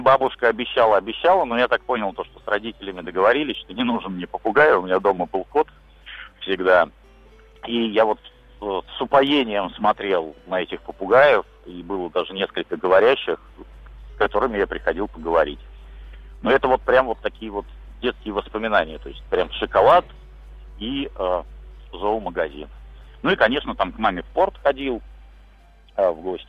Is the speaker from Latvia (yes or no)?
yes; Liepāja, Kurzeme, Latvia; на мою малую родину